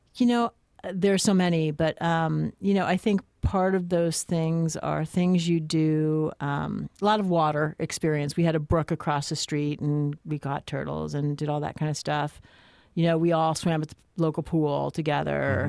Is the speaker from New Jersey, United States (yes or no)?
yes; New Jersey, United States; I grew up in Jersey